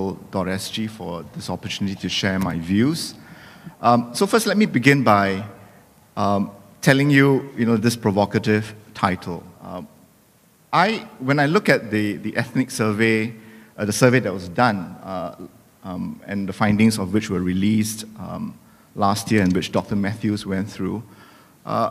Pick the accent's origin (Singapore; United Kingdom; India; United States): Singapore; being Singaporean doesn't exclude us from being a Muslim